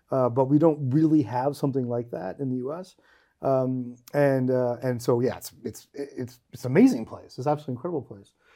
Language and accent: English; United States; now in Georgia; I am an American that's been living in Georgia full time since two